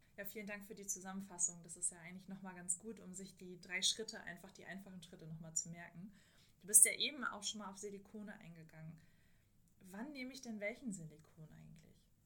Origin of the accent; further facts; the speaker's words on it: Germany; bei uns in Deutschland